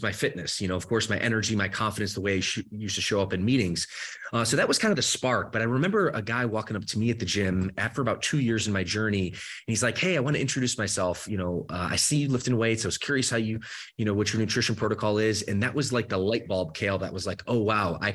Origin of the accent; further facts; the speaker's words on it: Michigan, United States; moved away as an adult; also born or lived in Georgia; now in Southern California, United States; I grew up the rest of my later part of my childhood, I should say, in the state of Michigan. So I grew up in the Midwest